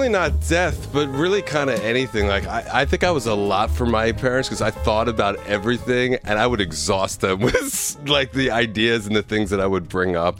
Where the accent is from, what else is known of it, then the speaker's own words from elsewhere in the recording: Bucks County, Pennsylvania, United States; also born or lived in Philadelphia / Warrington; I was born in the city in the Northeast.